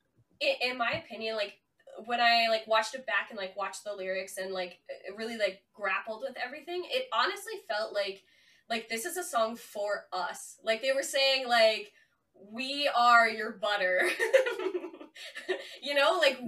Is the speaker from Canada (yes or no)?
yes; Canada; I'm only Canadian